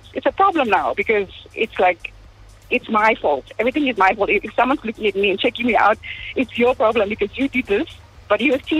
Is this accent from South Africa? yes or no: yes; Benoni, Gauteng, South Africa; I'm from Benoni. I'm an Indian 36-year-old woman